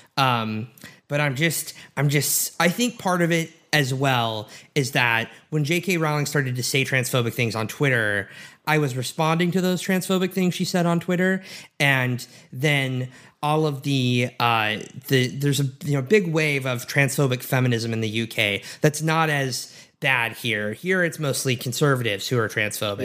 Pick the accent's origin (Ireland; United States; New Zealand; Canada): United States; Edmond, Oklahoma; moved away as an adult; also born or lived in Massachusetts; I grew up in Edmond, Oklahoma, very conservative